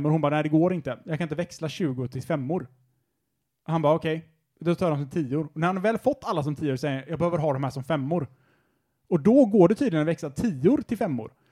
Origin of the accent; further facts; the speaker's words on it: Sweden; Jag är svensk.